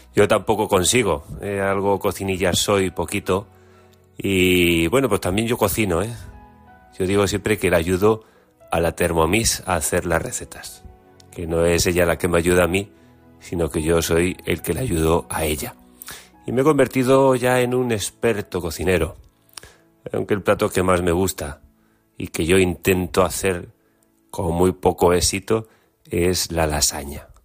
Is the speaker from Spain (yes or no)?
yes; Galicia, Spain; Como gallego, pues tengo que hacer siempre pues una llamada y una publicidad también de nuestra gastronomía